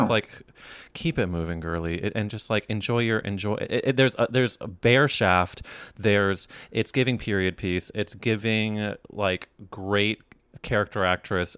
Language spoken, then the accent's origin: English; Midwest, United States; now in New York, United States; I grew up in the Midwest